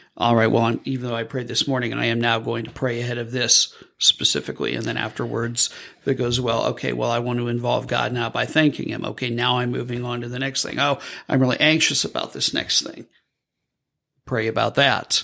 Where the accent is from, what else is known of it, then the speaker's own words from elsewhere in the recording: Midwest, United States; now in Southern United States, United States; I'm from the Midwest